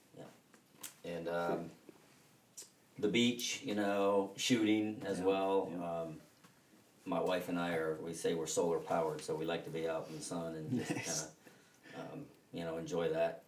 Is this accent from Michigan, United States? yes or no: yes; Detroit, Michigan, United States; moved away; I grew up in the Detroit area